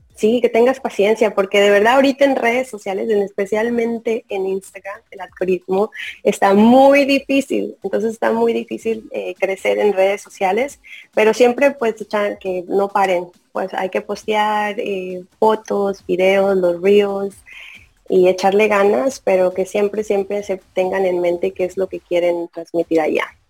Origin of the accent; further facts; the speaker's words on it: the border of Tamaulipas, Mexico; Yo soy de la frontera de Tamaulipas